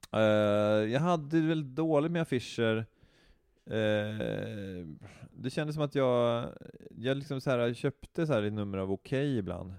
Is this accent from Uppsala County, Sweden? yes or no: yes; Knivsta, Uppsala County, Sweden; jag är uppväxt i Knivsta